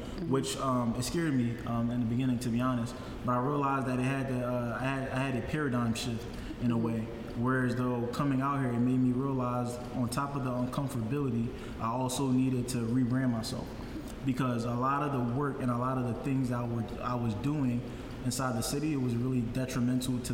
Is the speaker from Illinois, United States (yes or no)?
no; Philadelphia, Pennsylvania, United States; moved away as an adult; also born or lived in Liberia / Atlanta; now in Houston, United States; even though I was born in West Africa, a lot of my upbringing, 21 years of my upbringing, came from Philadelphia